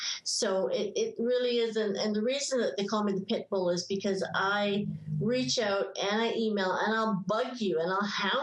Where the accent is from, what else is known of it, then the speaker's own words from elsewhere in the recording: England, United Kingdom; moved away; I was born in England